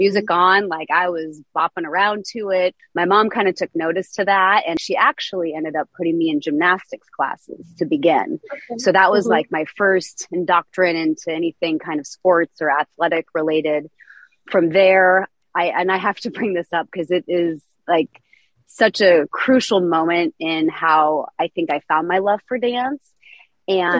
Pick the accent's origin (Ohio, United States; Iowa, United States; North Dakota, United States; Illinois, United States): Iowa, United States; Des Moines; I was raised in Des Moines, Iowa, single mom